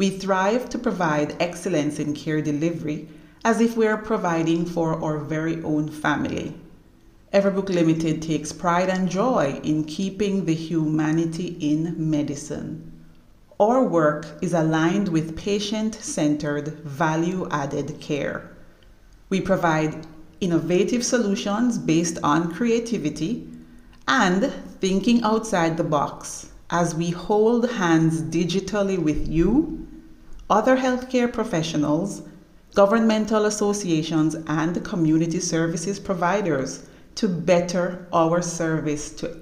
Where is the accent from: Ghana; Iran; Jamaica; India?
Jamaica; also born or lived in Canada; I am Jamaican by birth